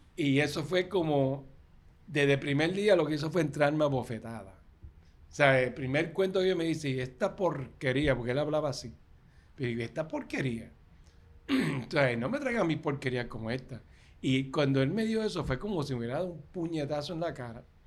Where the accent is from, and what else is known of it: Puerto Rico